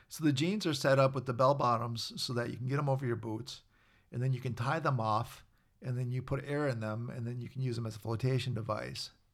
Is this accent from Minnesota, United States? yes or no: yes; Minnesota, United States; I was a guy from Minnesota.